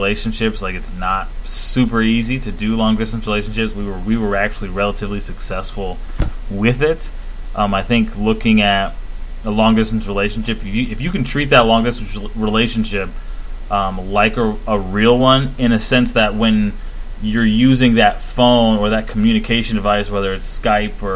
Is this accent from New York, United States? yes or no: no; West Texas, United States; how we grew up out there in West Texas